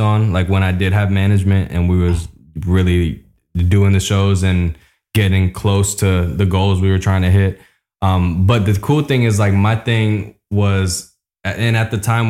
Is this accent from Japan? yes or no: yes; Japan; moved away; also born or lived in Tokyo / Kobe; I was raised in Japan, Tokyo and Kobe.